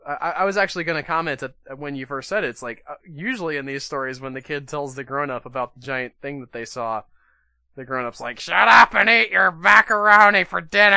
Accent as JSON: {"language": "English", "region": "Wisconsin", "country": "United States", "said": "I'm from Wisconsin."}